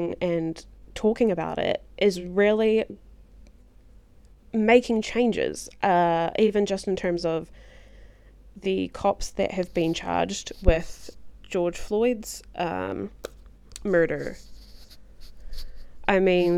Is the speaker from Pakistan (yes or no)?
no; New Zealand; I'm from New Zealand